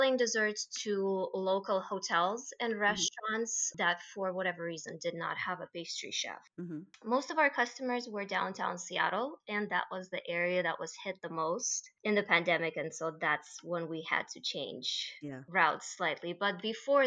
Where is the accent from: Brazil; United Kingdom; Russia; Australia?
Russia; moved away as an adult; now in United States; originally, I am from Russia